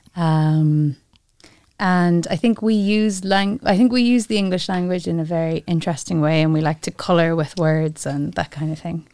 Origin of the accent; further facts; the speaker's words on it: Ireland; moved away as an adult; now in Luxembourg; we as Irish people